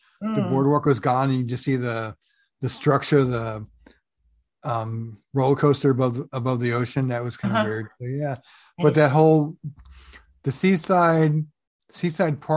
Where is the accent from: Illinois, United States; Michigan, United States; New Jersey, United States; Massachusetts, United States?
New Jersey, United States; moved away; we're from Jersey